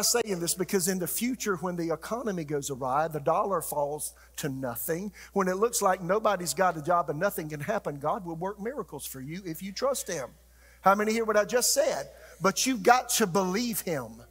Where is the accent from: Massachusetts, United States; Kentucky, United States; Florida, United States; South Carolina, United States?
South Carolina, United States; moved away as an adult; also born or lived in Tulsa, Oklahoma / Raleigh, North Carolina; we're from South Carolina living in Tulsa